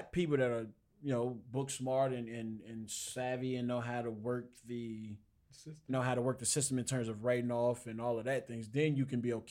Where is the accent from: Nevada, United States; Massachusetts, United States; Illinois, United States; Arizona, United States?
Illinois, United States; Chicago; I'm from Chicago.